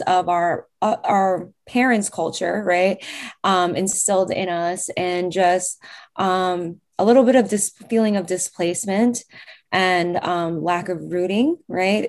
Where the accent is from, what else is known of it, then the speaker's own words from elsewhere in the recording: New York, United States; I'm born and raised in New York